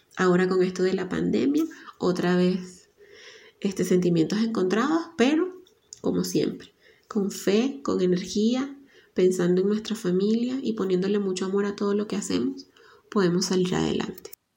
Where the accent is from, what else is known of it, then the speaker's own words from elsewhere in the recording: Venezuela; now in Ecuador; Soy periodista venezolana y vivo en Ecuador.